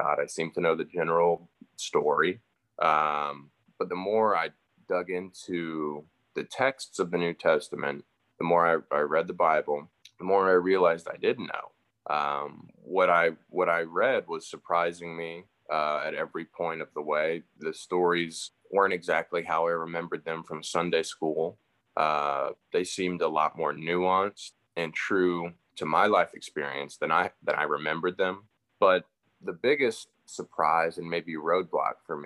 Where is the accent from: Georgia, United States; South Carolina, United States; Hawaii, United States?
Georgia, United States; Roswell; growing up in Roswell in the South